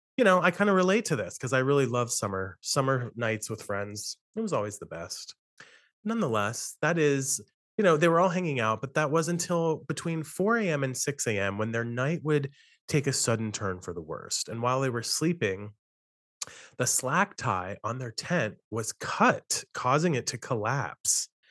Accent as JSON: {"language": "English", "region": "Western Maryland", "country": "United States", "tie": "born or raised there", "said": "I grew up in Western Maryland where I'm living at the moment"}